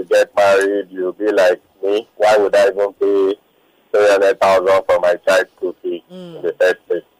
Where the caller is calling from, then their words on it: Lagos, Nigeria; I'm calling from VI.